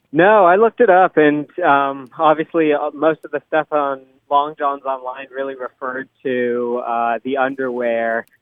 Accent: San Diego, California, United States; now in Sacramento, United States; I grew up in San Diego, and down there we called them exclusively long johns.

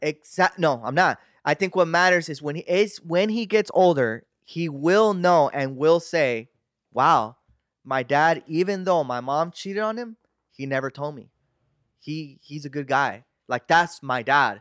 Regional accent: United States; I'm a pocho, right? I'm American

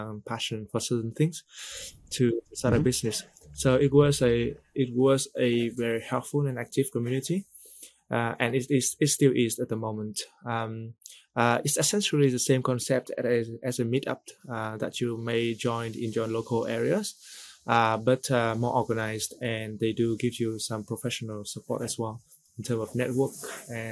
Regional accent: Vietnam; moved away as an adult; also born or lived in Singapore; originally from Vietnam, I spent most of my working career in Singapore.

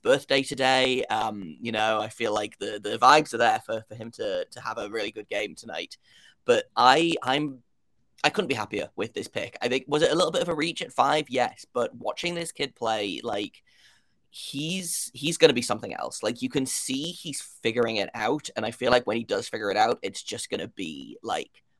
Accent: United Kingdom; if you can't tell by my accent, I am from the United Kingdom

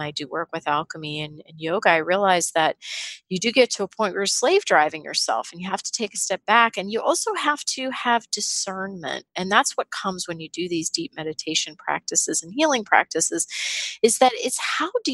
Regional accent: Pittsburgh, Pennsylvania, United States; I grew up in Pittsburgh in a blue collar family

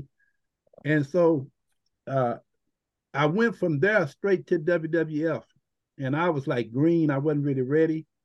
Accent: Texas, United States; I grew up in Texas.

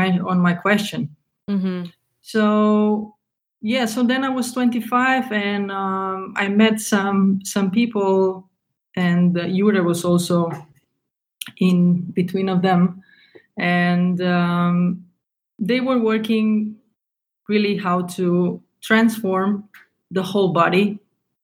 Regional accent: Slovenia; moved away as an adult; also born or lived in Germany; was born in Slovenia, and when I was 20, I moved to Germany

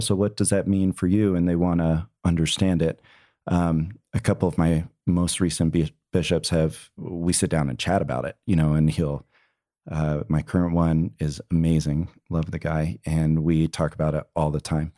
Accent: New Jersey, United States; moved away as an adult; also born or lived in Provo, Utah / Houston, Texas; I grew up in New Jersey. Um, I was out in New Jersey until I was eighteen, came out to B Y U in Provo, Utah.

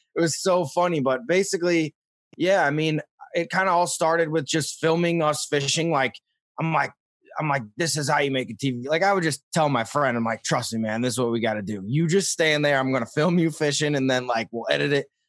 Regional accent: St. Louis, Missouri, United States; as a kid in Missouri, like, I, I grew up in Saint Louis

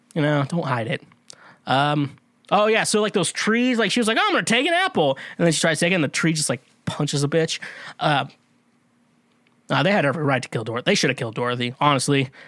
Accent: Kansas, United States; I'm from Kansas

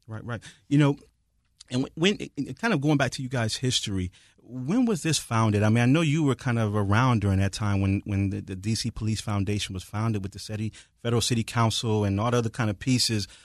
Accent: Detroit, Michigan, United States; moved away; I'm from Detroit

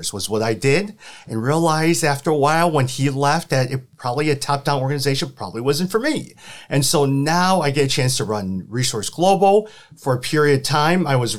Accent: Chicago, Illinois, United States; also born or lived in St. Louis; I was born and raised in Chicago.

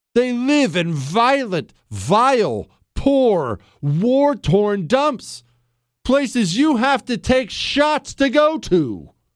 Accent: Montana, United States; moved away; also born or lived in Ohio; I grew up mainly in Montana. Now, some in Ohio, but mainly in Montana.

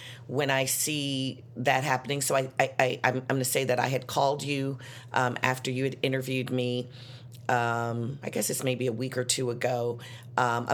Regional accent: Chicago, Illinois, United States; I'm from Chicago, and I grew up that way

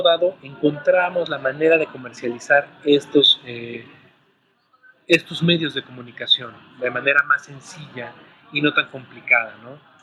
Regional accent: Mexico; tenemos la fortuna como mexicanos de que nos escuchen

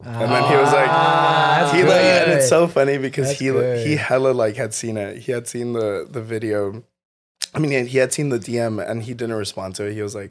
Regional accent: Texas, United States; moved away as an adult; also born or lived in San Antonio, Texas; now in California, United States; I'm from Texas.

